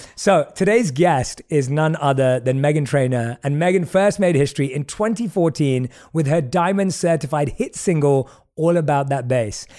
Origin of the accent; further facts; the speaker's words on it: London, United Kingdom; also born or lived in New York / Mumbai; now in Los Angeles, United States; I grew up in London, which is obviously this big city